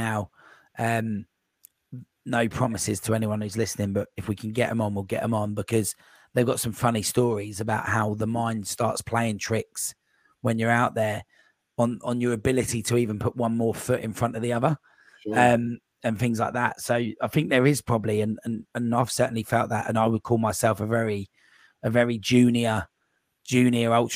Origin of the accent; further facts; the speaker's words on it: Cambridge, East of England, United Kingdom; I'm from Cambridge as well